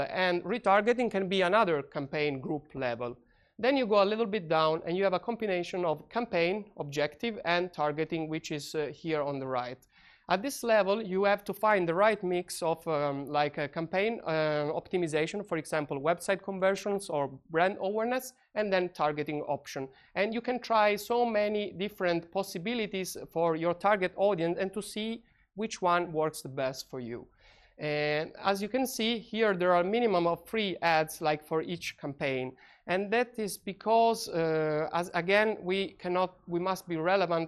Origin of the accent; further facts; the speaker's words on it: Italy; moved away; I come from Italy